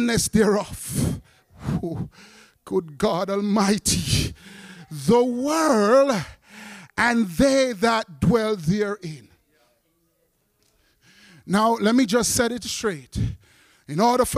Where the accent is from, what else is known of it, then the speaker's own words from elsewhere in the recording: New York City, New York, United States; also born or lived in Jamaica; I was raised up when I came from Jamaica, West Indies, in the hardcore part of Brooklyn